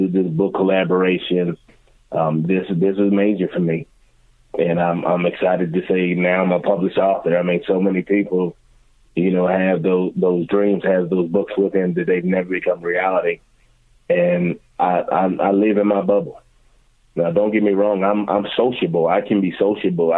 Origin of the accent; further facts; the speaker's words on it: Philadelphia, Pennsylvania, United States; now in Washington, D.C., United States; Growing up in Philadelphia, those are some of the best times of my life